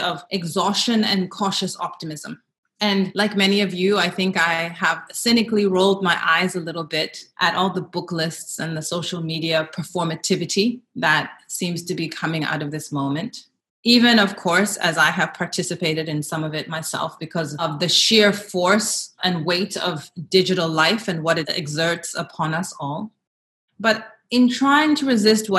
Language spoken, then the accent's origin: English; South Africa; As a South African who lived through the era of the Truth and Reconciliation Commission